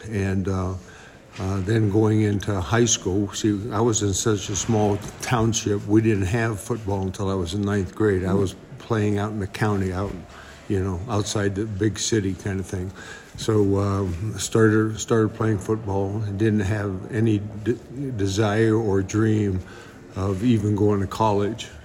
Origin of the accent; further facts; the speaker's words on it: Champion, Ohio, United States; moved away as an adult; now in Colorado, United States; this is again Champion, Ohio